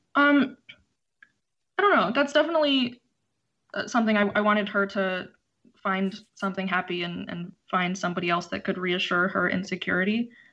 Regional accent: Philadelphia, Pennsylvania, United States; also born or lived in Chicago; my family moved to Philadelphia when I was four

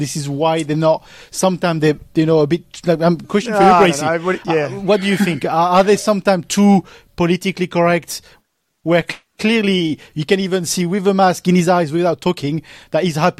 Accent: Paris, Île-de-France, France; I'm from Paris. I'm not from the Northern France.

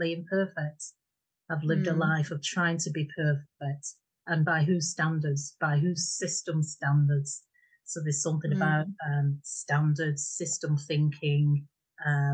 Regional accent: Bolton, North West England, United Kingdom; moved away as an adult; now in Yorkshire, United Kingdom; I'm from Fred Dibner country, Bolton. So that really set the scene for me. So hence my accent

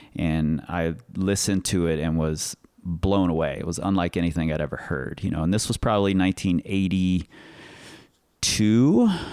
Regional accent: Cincinnati, Ohio, United States; now in Lander, United States; I'm originally from Cincinnati, Ohio.

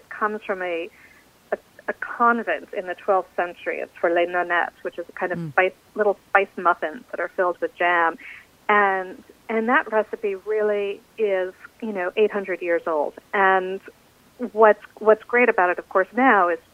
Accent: United States; as an American

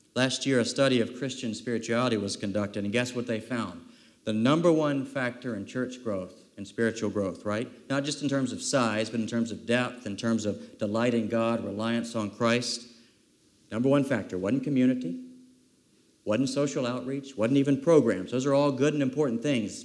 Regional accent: South Carolina, United States; many, many summers growing up in South Kakalaki also known as South Carolina

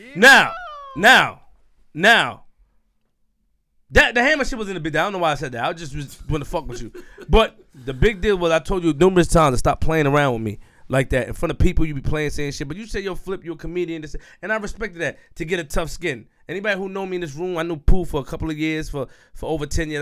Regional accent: New York City, New York, United States; I'm from Queens

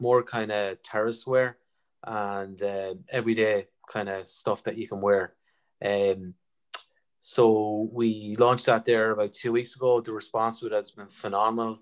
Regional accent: Sligo, Connacht, Ireland; we're all from Sligo

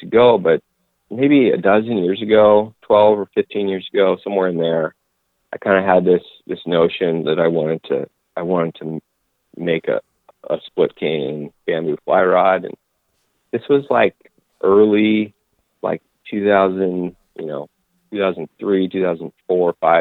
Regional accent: Inland Northwest, United States; I grew up in the Inland Northwest, probably a 100-mile stretch of country between, between Spokane and Missoula was kind of my playground from ages of, you know, birth until 18.

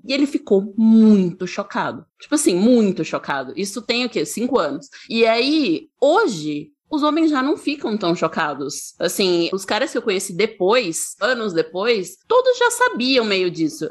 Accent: Aracaju, Sergipe, Brazil; now in São Paulo, Brazil; eu moro em São Paulo, mas eu sou de Aracaju, sou de Sergipe

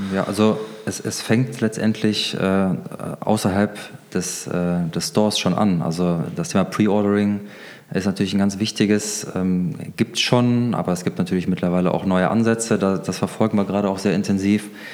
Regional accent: Germany; wir als Deutsche

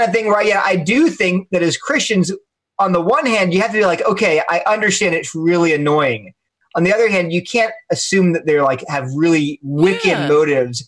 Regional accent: Delaware, United States; I'm from Delaware, so maybe it's a Delaware thing

